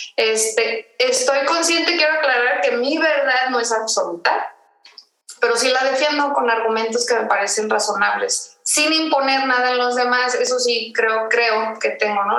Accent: Tijuana, Baja California, Mexico; moved away as an adult; also born or lived in Mexico City; soy de Tijuana, ahí me crié, ahí, ahí, crecí

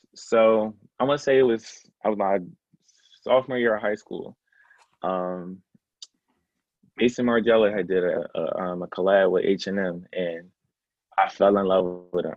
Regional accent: Philadelphia, Pennsylvania, United States; also born or lived in Atlanta, Georgia; I grew up in the Germantown se- um, section of Philadelphia. Um, I was actually born in East Atlanta

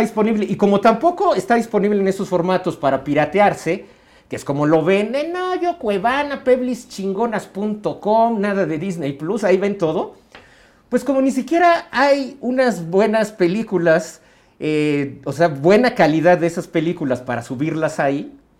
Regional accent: Mexico; nosotros como mexicanos

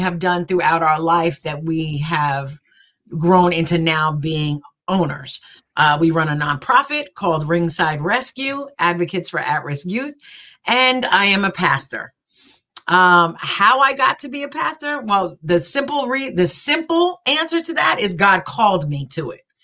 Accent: New Jersey, United States; I'm from New Jersey. I am a Jersey girl all the way

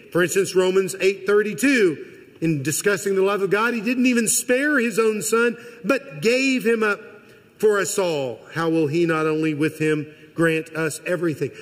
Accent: Missouri, United States; I am from Missouri. I'm almost a lifelong Missourian.

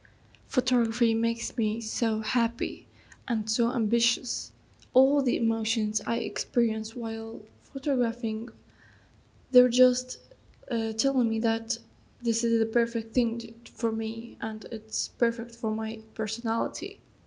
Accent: Iraq; English is a second language; I am a photographer from Iraq. I live in Nasiriyah city, which is in the southern of Iraq.

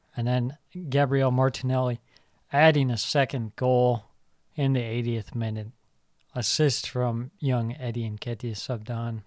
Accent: Ireland; I say this as an Irishman

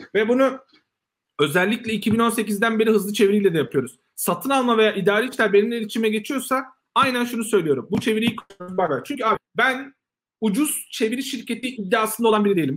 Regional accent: Turkey; biz Türkler olarak

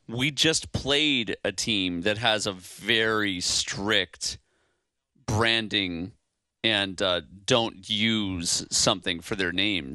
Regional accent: Chicago, Illinois, United States; now in Hawaii, United States; I'm from Chicago

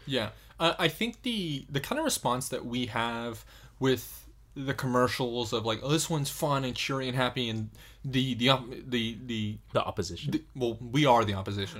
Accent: United States; as an American

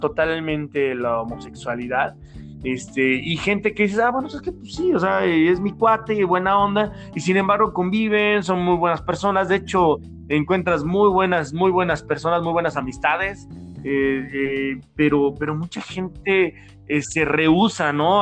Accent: Mexico; como mexicanos

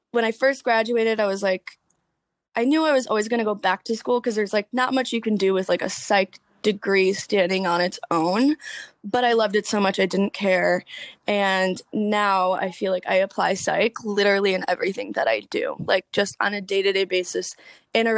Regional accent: suburbs of Detroit, Michigan, United States; Suburbs of Detroit. So like 45 minutes, an hour out.

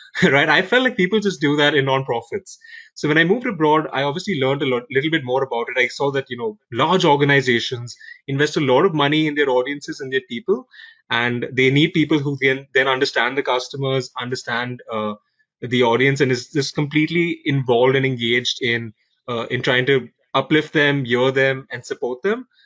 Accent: India; moved away; I'm originally from India.

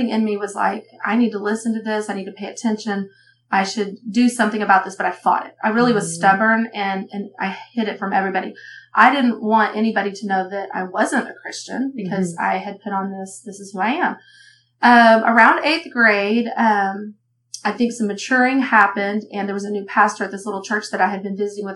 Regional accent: Texas, United States; moved away as an adult; now in Oklahoma, United States; I'm from Texas, and I'm one of three girls

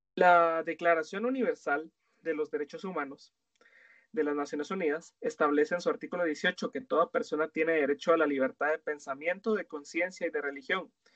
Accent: Guatemala

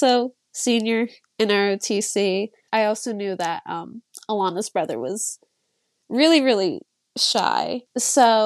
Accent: New Jersey, United States; I'm from New Jersey, always been from New Jersey

